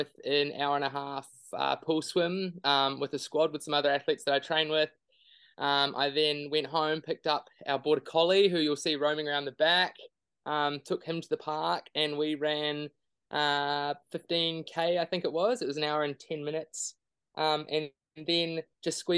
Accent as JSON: {"language": "English", "country": "New Zealand", "moved": "yes", "said": "being a Kiwi and living overseas as well"}